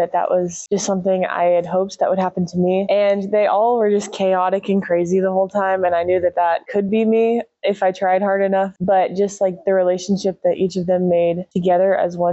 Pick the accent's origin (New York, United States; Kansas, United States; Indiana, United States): Kansas, United States; Oakley; I grew up in just outside of Oakley, Kansas